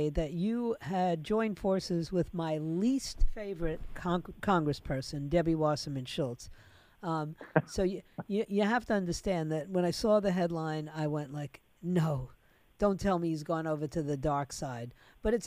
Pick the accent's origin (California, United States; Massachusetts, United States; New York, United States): New York, United States; New York City; moved away; New York City, I mean, that happens to be my hometown